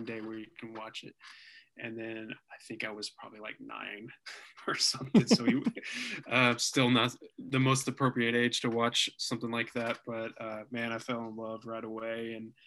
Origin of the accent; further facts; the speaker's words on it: Denton, Texas, United States; we grew up in Denton, Texas